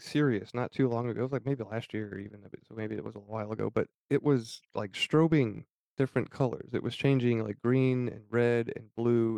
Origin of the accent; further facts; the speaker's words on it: United States; growing up, I was born in St. Joseph County. I went to St. Joe High School.